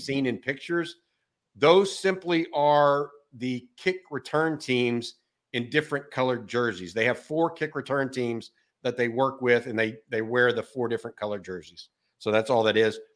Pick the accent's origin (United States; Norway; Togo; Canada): United States; Texas; born and raised in Texas.